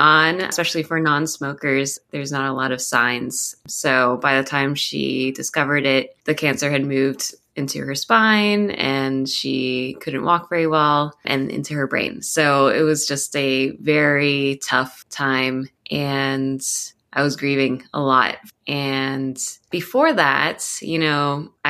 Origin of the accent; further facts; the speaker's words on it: Columbus, Ohio, United States; moved away as an adult; also born or lived in Cincinnati, Ohio / Taiwan; now in Portland, United States; I was born and raised in Columbus, Ohio. I lived there from age zero until I was 25.